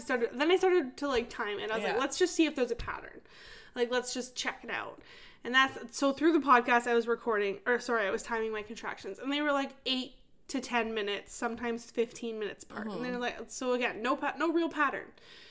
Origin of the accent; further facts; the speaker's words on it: East Coast, United States; I'm from the East Coast, so, like, seafood is my jam.